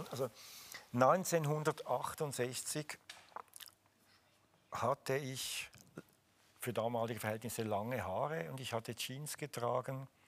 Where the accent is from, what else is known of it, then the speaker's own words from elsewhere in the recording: Switzerland; aber als {S1} Schweizer muss ich Käse essen.